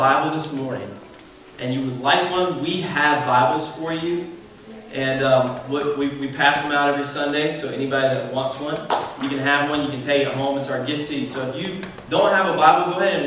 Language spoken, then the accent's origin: English; Georgia, United States; accent: southern; You guys are going to have to forgive my southern accent. I'm a Georgia boy.